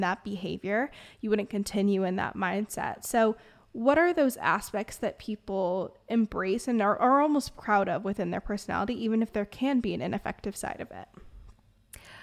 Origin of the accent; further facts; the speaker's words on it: Bay Area, California, United States; I'm from the Bay Area, which is like perfectionism on steroids